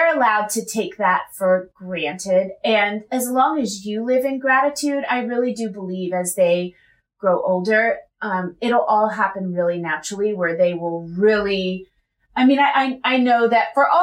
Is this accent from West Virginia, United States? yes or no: yes; West Virginia, United States; now in California, United States; I am from West Virginia, and I live in California